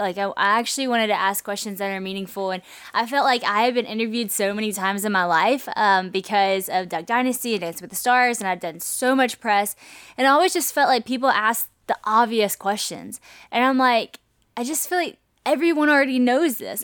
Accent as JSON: {"language": "English", "region": "Louisiana", "country": "United States", "also_born_or_lived": "Nashville", "moved": "yes", "said": "I moved from Nashville back to Louisiana, but I didn't have community in Louisiana like I did in Nashville. You might think since I was from here"}